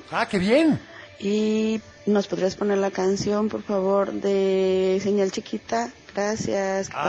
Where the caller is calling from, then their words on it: Chapala, Jalisco, Mexico; buenos días. … de Chapala.